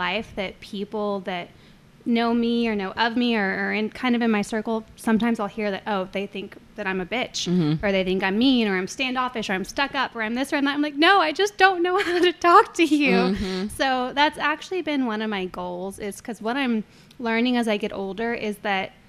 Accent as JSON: {"language": "English", "town": "Corpus Christi", "region": "Texas", "country": "United States", "tie": "born or raised there", "said": "I was born here. I grew up in Corpus, a mixture of Flower Bluff or the island, and I went to Flower Bluff kindergarten through high school"}